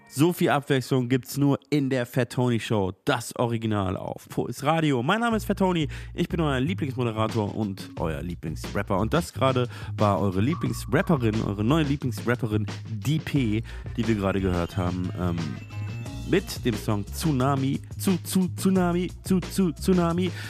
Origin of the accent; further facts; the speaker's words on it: Munich, Bavaria, Germany; now in Berlin, Germany; meiner Heimatstadt München auch als, äh, äh, Wahlberliner